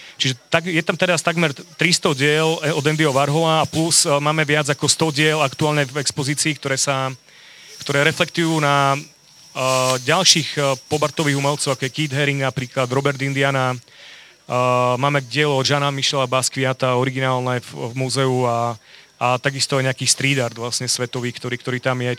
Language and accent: Slovak; Bardejov, Prešov Region, Slovakia; now in Košice, Slovakia; som rodák z Bardejova